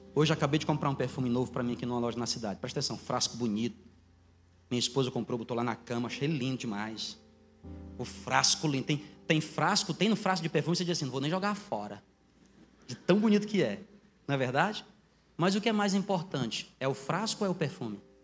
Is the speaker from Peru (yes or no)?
no; Northeast Region, Brazil; moved away as an adult; also born or lived in São Carlos; eu sou nordestino